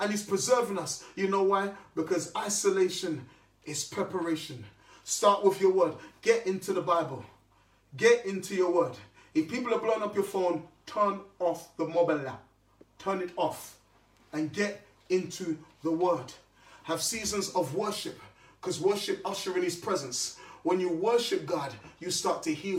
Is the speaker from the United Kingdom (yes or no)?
yes; London, United Kingdom; I grew up in South London.